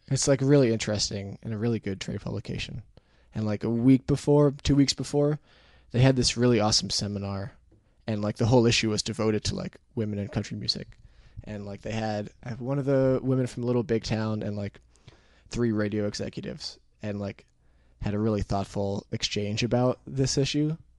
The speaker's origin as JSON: {"language": "English", "region": "Connecticut", "country": "United States", "tie": "born or raised there", "moved": "as an adult", "lives_now": "New York, United States", "said": "it's on, like, the Rhode Island, Connecticut border, like that side of Connecticut"}